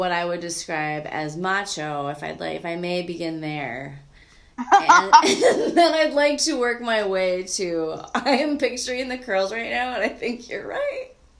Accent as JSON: {"language": "English", "region": "Minnesota", "country": "United States", "said": "Oofta. That's what I say as a Minnesotan."}